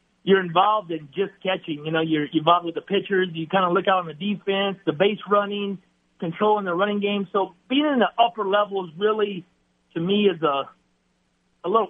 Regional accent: Lafayette, Louisiana, United States; my hometown, to Lafayette

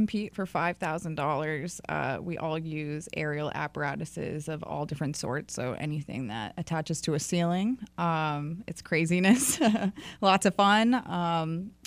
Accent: New Hampshire, United States; now in North Carolina, United States; I came in from North Carolina, but I'm originally from New Hampshire.

